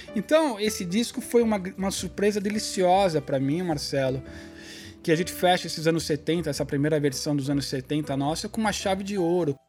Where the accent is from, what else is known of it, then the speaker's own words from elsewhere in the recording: Brazil; como brasileiro